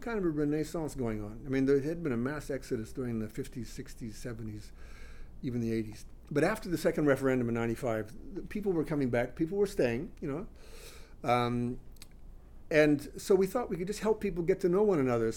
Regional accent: Australia; moved away as an adult; also born or lived in Canada; now in Montreal, Canada; I grew up in Australia, actually. I mean, I was born in Canada, but my family moved there when I started high school

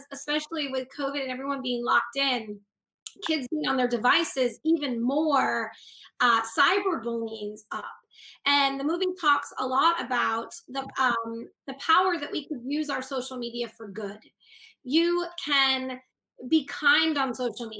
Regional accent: Boston, Massachusetts, United States; moved away as an adult; also born or lived in Los Angeles / New Mexico; we're from Boston, Massachusetts, like upstate Massachusetts

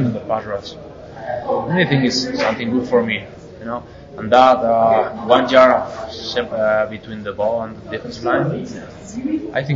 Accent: Spain; I'm from Spain

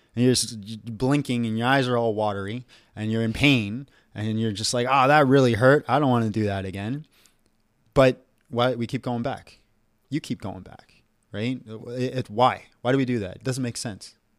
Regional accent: Canada; I'm Canadian, and my ancestors are Greek.

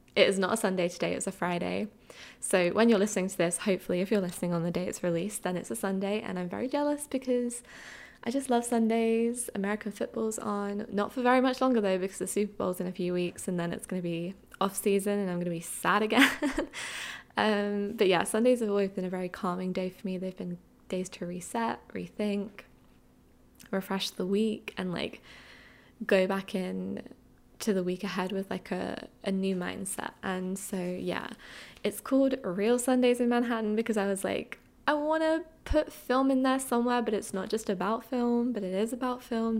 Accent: Essex, East of England, United Kingdom; moved away as an adult; also born or lived in London; now in New York City, United States; I grew up in Essex in the UK

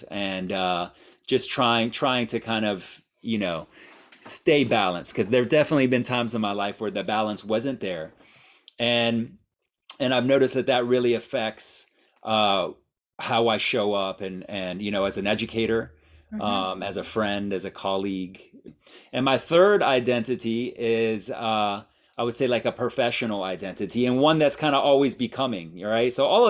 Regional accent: Miami, Florida, United States; also born or lived in Iran; And so I was born in Iran, and I moved from Iran when I was one to Miami. And my mother is Cuban.

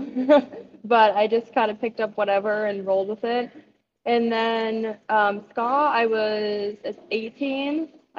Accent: Montana, United States; I'm from Montana, like, we get everything 10 years after the rest of the world. So I didn't really grow up. We had, like, the dial-up stuff until I was probably, like, 16 or something.

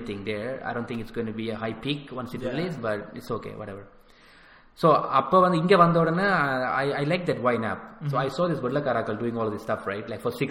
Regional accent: Manipai, Northern Province, Sri Lanka; moved away; Yes, I came from Sri Lanka. {S0} Mm-hmm. {S1} I was born in Jaffna, Manipai.

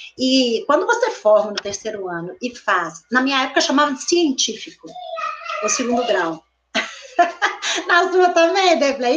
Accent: Belo Horizonte, Minas Gerais, Brazil; Eu sou Belo Horizontina da Gema. Da Gema de Belo Horizonte mesmo

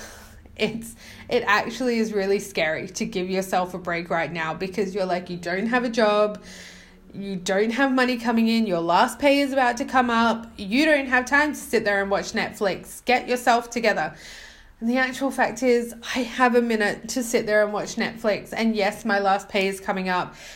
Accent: Australia; moved away; As an Australian, I used to speak really fast, but I think now, I don't know, coming here, nobody understood a word I was saying, so now I'm speaking very slow

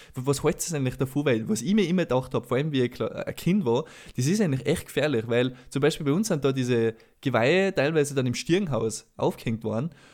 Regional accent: Salzburg, Austria; bei uns in Salzburg

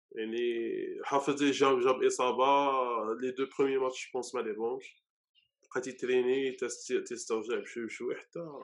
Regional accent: Morocco; عندنا في المغرب

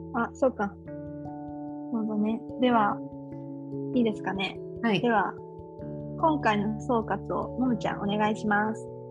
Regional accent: Japan; moved away as an adult; now in Malaysia; 日本だよって言うと

